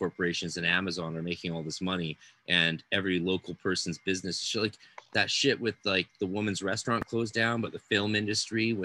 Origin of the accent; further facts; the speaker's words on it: Canada; my home country of Canada